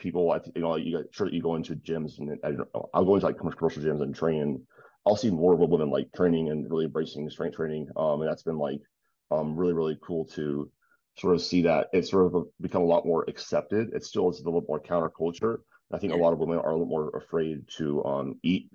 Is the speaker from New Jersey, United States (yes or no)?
no; Detroit, Michigan, United States; I'm originally from like, so I was born in Detroit